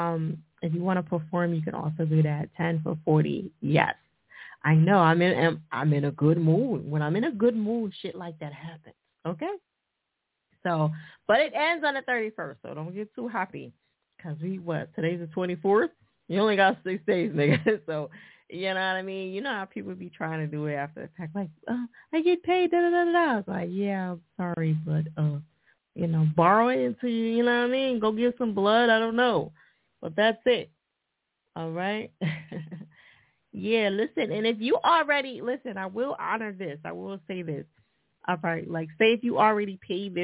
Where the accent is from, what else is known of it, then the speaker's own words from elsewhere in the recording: New Jersey, United States; Jersey, my home state